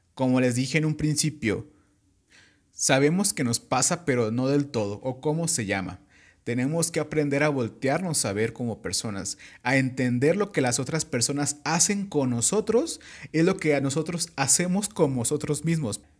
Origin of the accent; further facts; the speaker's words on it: Michoacán, Mexico; sí soy michoacano